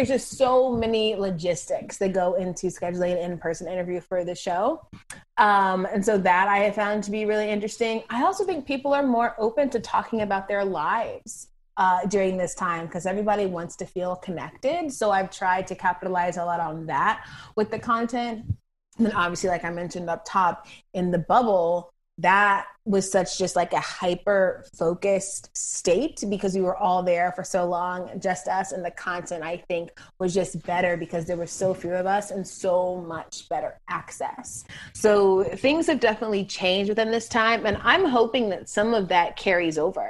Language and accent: English; suburbs of Atlanta, Georgia, United States; I'm from the suburbs of Atlanta